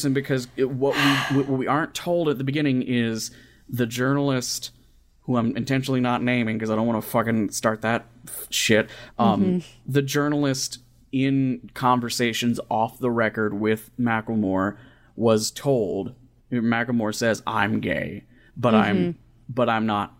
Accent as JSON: {"language": "English", "region": "Kentucky", "country": "United States", "lives_now": "Indiana, United States", "said": "I'm from Kentucky and I live in Southern Indiana."}